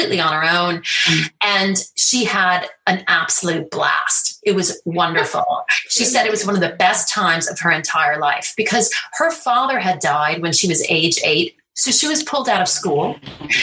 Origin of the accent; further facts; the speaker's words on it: United States; I'm Irish American